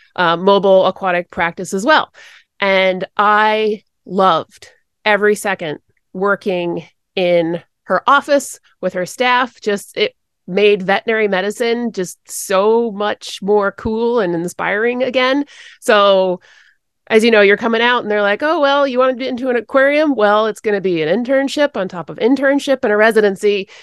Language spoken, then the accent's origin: English; Connecticut, United States; also born or lived in Rhode Island; There were lots of dairy farms and horses where I grew up in Connecticut